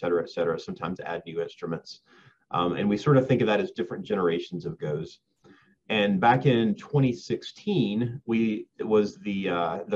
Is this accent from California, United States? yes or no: no; Jasper, Georgia, United States; moved away as an adult; now in Fort Collins, United States; I grew up in Georgia, North Georgia, about an hour north of Atlanta